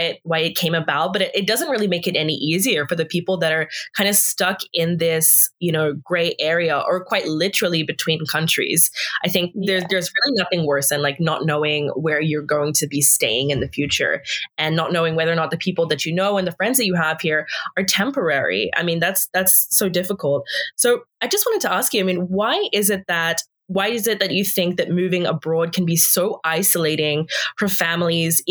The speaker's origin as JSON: {"language": "English", "country": "Australia", "moved": "yes", "lives_now": "Canada", "said": "I'm from Australia"}